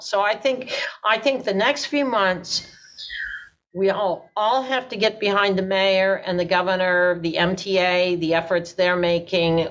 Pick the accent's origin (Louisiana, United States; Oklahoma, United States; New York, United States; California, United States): New York, United States; New York City; I'm a Brooklynite